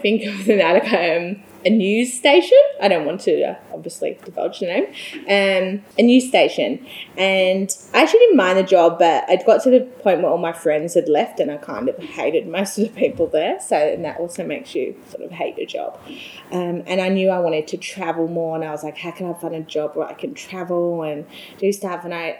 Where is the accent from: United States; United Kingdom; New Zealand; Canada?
United Kingdom; England; moved away as an adult; now in Australia; I am English and was brought up in England